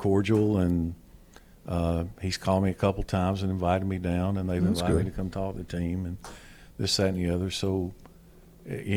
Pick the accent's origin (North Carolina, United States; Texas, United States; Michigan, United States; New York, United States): North Carolina, United States; born or raised there; moved away as an adult